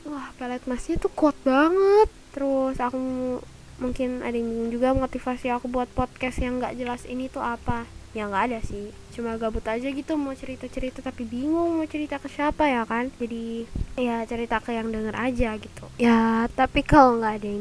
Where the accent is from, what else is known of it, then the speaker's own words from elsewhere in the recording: Jakarta, Indonesia; Aku lahir di Jakarta 24 Maret 2008 dan ya, aku 13 tahun. Hmm, aku merupakan pelajar SMP di SMPM 77 Jakarta kelas 7.